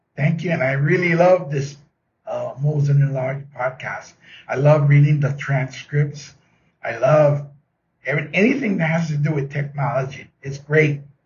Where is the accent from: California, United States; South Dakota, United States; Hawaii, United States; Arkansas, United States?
Hawaii, United States; Oahu; I am from Oahu. That's the island of Oahu in the state of Hawaii.